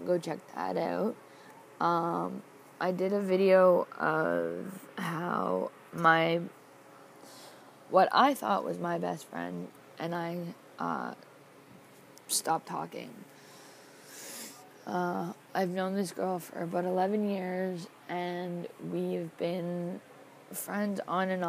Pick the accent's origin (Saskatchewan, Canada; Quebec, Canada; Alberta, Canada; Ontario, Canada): Ontario, Canada; Toronto; I am from Toronto, Ontario, Canada.